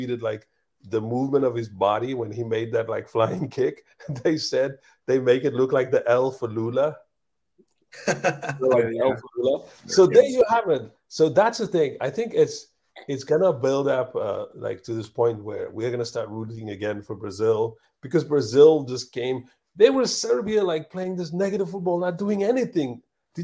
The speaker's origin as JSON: {"language": "English", "country": "South Africa", "said": "we're from Africa, South Africa"}